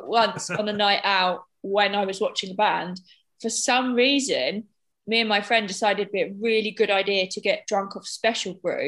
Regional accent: England, United Kingdom; I'm English

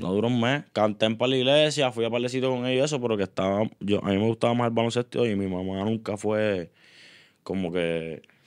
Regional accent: Río Grande, Puerto Rico; also born or lived in San Juan, Puerto Rico; Nací en San Juan este, y pues cuando nací, mi abuelo decidió este, coger un terreno allá en, en Río Grande

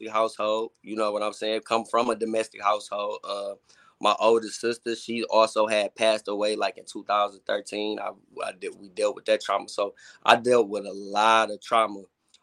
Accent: Detroit, Michigan, United States; I was brought up kind of like on both sides. I was brought up on the west side and the east side. So being young, I was back and forth. In the summertime, I would go to on the east side, like East Warren, 7 Mile

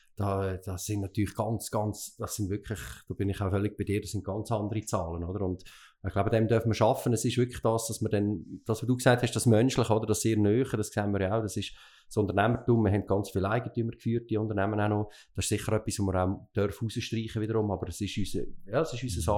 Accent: Lucerne, Switzerland; wir sind Luzerner, ich bin Zentralschweizer

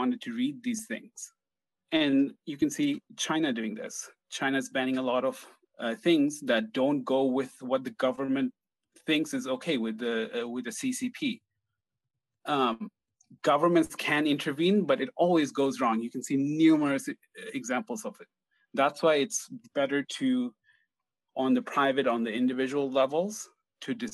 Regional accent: Bangladesh; I'm from Bangladesh

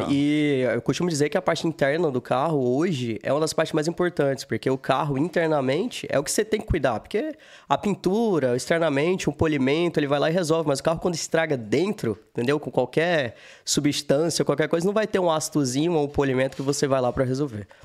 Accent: Manaus, Amazonas, Brazil; also born or lived in Fortaleza / Minas Gerais; Vim de Manaus, morei um tempo em Fortaleza, morei um tempo em Minas.

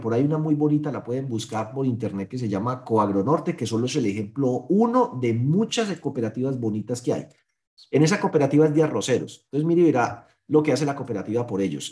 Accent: Colombia; somos colombianos

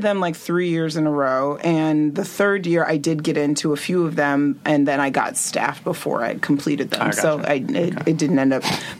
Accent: Allen, Texas, United States; moved away; I'm from Allen, like Dallas.

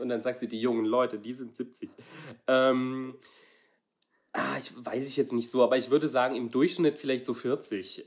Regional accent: Saarland, Germany; ich komme aus einem, aus einem kleinen Dorf im Saarland

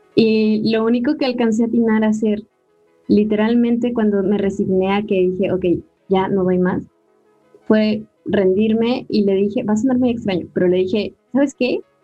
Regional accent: Mexico; como buena mexicana

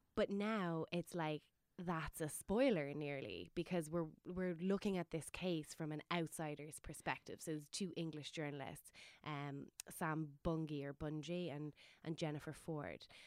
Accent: Waterford, Munster, Ireland; my hometown Waterford

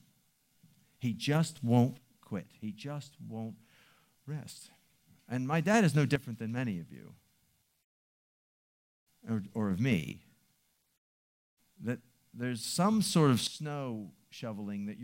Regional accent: Baltimore, Maryland, United States; I grew up in Baltimore City

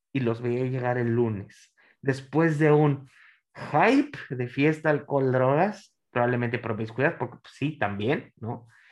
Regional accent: Monterrey, Nuevo León, Mexico; yo soy nacido, en, pues, soy, regio

